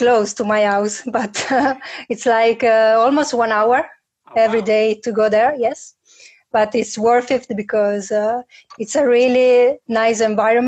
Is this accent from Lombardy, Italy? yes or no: yes; Milan, Lombardy, Italy; English is a second language; I've been my whole life in Milano.